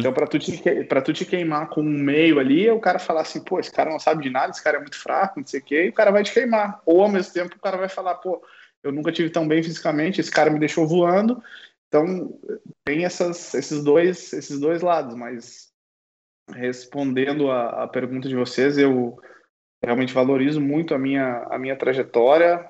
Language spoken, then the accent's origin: Portuguese; Uruguaiana, Rio Grande do Sul, Brazil; moved away; na minha cidade natal, aqui em Uruguaiana